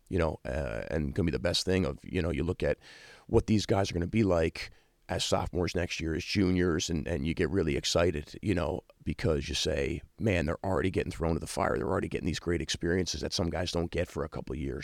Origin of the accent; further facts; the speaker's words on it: New York, United States; moved away as an adult; now in South Bend, United States; me growing up in New York